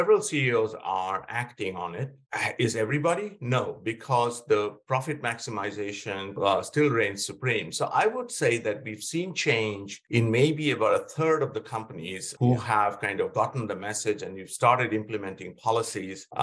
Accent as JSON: {"language": "English", "region": "West Bengal", "country": "India", "tie": "born or raised there", "also_born_or_lived": "Pennsylvania, United States", "moved": "as an adult", "said": "I grew up in India and in West Bengal"}